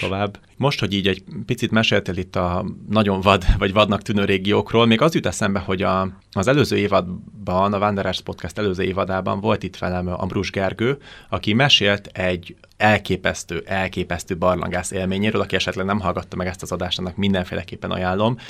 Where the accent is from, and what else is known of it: Hungary